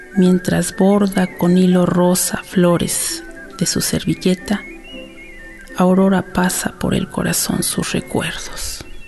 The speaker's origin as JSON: {"language": "Spanish", "town": "Santa Ana Nopalucan", "region": "Tlaxcala", "country": "Mexico", "tie": "born or raised there", "also_born_or_lived": "Axotla del Río", "said": "yo soy originaria de Santa Ana, Nopalucan, Tlaxcala, le llaman Santanita"}